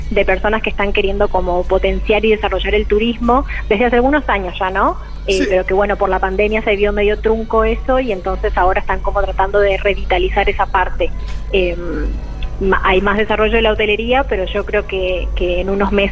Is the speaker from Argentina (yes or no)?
yes; Formosa, Argentina; now in Buenos Aires, Argentina; yo soy nacida y criada acá en Formosa, pero vivo en Capital Federal y ahora estoy de vacaciones acá en Formosa.